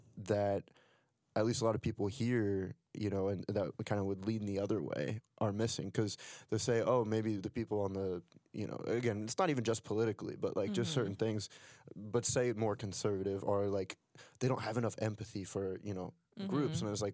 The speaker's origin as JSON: {"language": "English", "region": "Ohio", "country": "United States", "moved": "yes", "lives_now": "Philadelphia, United States", "said": "I come from Ohio and now I'm in, mm-hmm. you know, Philadelphia."}